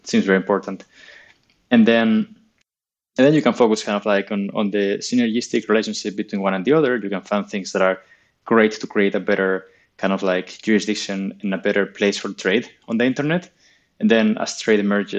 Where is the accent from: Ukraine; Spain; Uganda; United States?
Spain; I'm from Spain